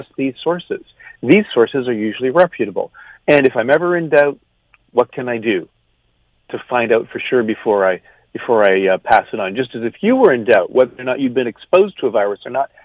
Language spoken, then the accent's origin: English; Canada; now in United States; I'm Canadian